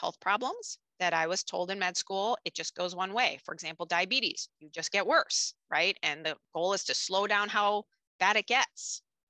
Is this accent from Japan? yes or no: yes; Japan; basically I grew up in a bicultural family and attended international schools growing up in Japan.